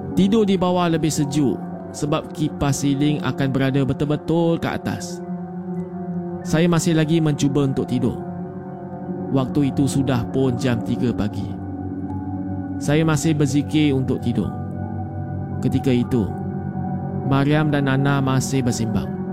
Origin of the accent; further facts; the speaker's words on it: Selangor, Malaysia; Berasal dari Selangor.